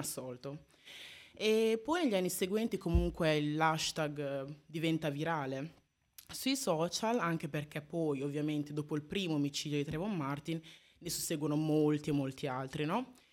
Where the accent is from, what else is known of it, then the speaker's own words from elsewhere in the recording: Italy; dopo vent'anni qua in Italia, nata e cresciuta in Italia